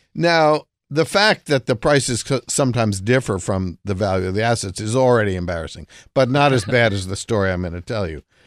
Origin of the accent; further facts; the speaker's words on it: New Jersey, United States; I grew up in Jersey